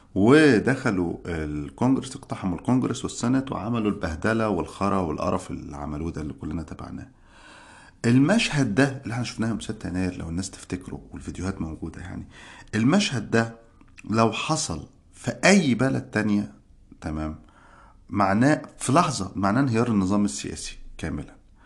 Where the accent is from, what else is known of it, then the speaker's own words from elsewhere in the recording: Egypt; moved away as an adult; now in United States; احنا عندنا في مصر